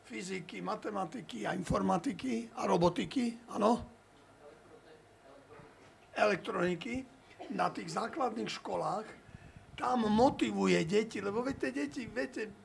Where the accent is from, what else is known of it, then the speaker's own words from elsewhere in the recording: eastern Slovakia, Slovakia; hlavne u nás na východe